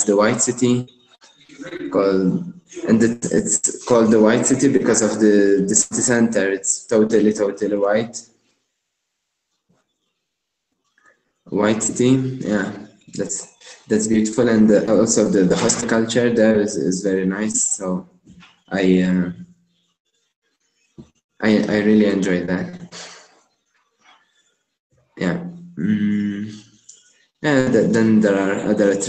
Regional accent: Malta; moved away as an adult; am from Malta originally. It's a small island close to Italy

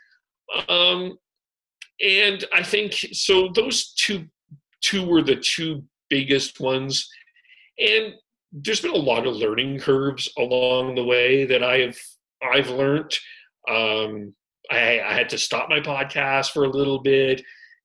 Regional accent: Calgary, Alberta, Canada; moved away as an adult; also born or lived in Vancouver; now in Kamloops, Canada; I grew up in Calgary. I lived in Calgary all my life

